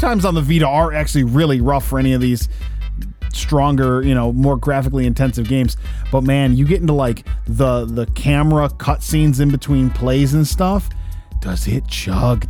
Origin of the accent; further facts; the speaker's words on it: Detroit, Michigan, United States; we're from Detroit